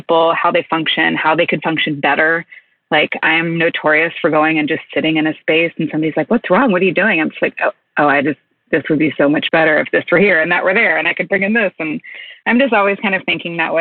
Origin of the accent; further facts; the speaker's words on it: Kentucky, United States; I'm from Kentucky. I grew up like in horse country.